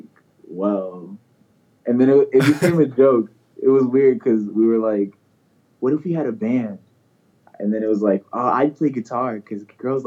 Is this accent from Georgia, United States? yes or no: yes; Snellville, Georgia, United States; also born or lived in Missouri; I was born in Missouri, and then at like a certain age, my parents split. My mom took me and my sister to Georgia, and I lived here for 9 years